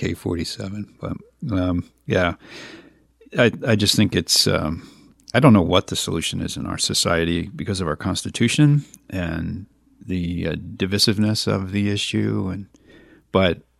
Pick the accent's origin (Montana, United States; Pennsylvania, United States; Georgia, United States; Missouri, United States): Pennsylvania, United States; Reading; moved away as an adult; also born or lived in Mechanicsburg, Pennsylvania; now in Carlisle, United States; I'm originally from the Reading area